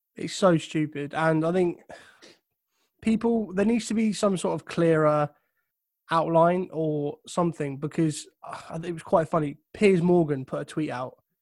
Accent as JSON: {"language": "English", "region": "England", "country": "United Kingdom", "said": "I'm English"}